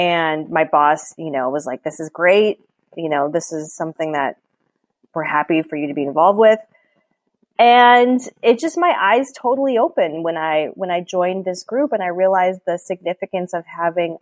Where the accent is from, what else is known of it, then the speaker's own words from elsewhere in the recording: Chicago, Illinois, United States; moved away as an adult; my hometown